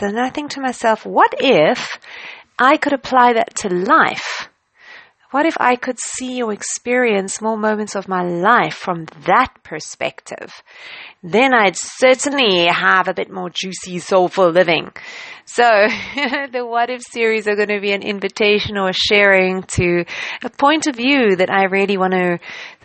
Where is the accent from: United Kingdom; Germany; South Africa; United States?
South Africa; I traveled to the UK as a South African in the time after I studied.